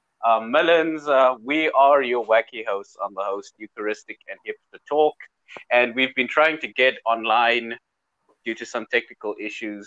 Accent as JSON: {"language": "English", "country": "South Africa", "said": "I'm from South Africa, and people in South Africa, we make light of everything"}